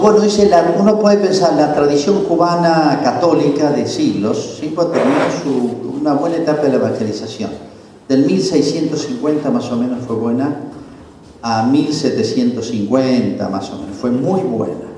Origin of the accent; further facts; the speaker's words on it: Argentina; los argentinos